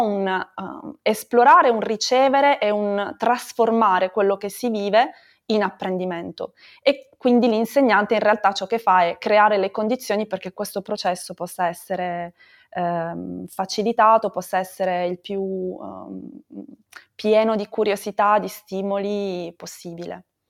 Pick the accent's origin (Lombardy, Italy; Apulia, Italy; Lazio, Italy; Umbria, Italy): Apulia, Italy; Bari; moved away; also born or lived in Brussels / Barcelona; sono originaria di Bari, come dicevi anche tu, però da un po' di anni viaggio, ho vissuto a Bruxelles